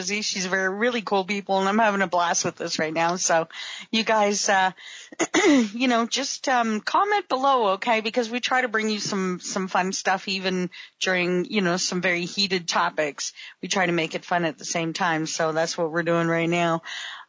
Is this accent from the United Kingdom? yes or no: no; Canada; being Canadian